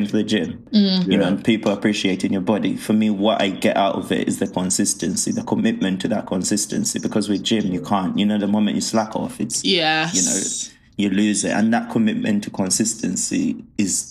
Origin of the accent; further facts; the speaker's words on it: Uganda; moved away; I grew up in Africa and I grew up, I grew up in Uganda where having that treat was such a rarity.